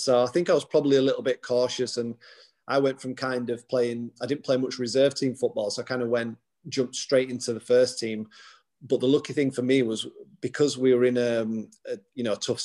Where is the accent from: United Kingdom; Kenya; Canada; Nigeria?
United Kingdom; Huddersfield, Yorkshire and the Humber; Huddersfield, my hometown club